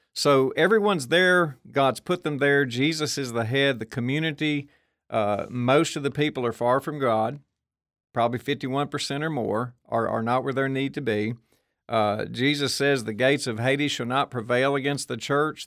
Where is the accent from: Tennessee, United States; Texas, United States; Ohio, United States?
Tennessee, United States; Murfreesboro; I'm from Murfreesboro, we add a thousand kids to the school system every year